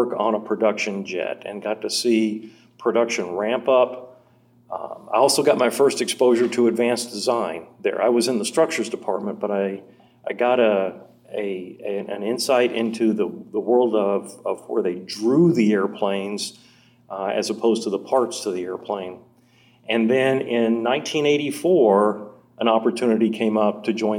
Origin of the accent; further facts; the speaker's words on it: Nashville, Tennessee, United States; moved away as an adult; also born or lived in Fort Worth, Texas / Burbank, California; I'm from Nashville, Tennessee